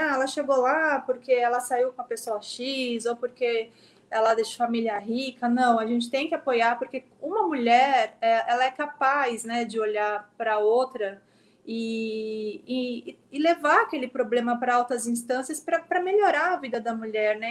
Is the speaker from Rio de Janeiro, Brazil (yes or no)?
no; São Vicente, São Paulo, Brazil; moved away as an adult; now in São Paulo, Brazil; Eu sou de São Vicente, eu me formei aí, eu cresci no bairro Bitaru, que é um bairro de periferia